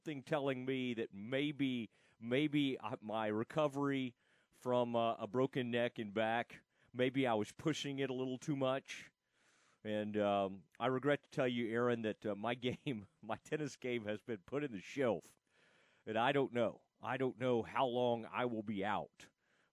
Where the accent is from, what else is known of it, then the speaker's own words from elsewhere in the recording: Kaufman, Texas, United States; We grew up in Kauffman together